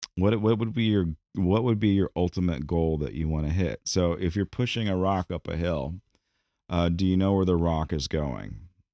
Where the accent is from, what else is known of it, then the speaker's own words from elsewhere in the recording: United States; American D N A, in our mantra, in, in who we are, our national identity